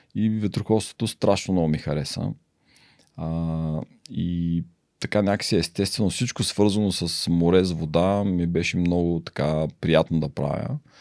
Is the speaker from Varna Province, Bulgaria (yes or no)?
yes; Varna, Varna Province, Bulgaria; moved away; also born or lived in United States; роден съм във Варна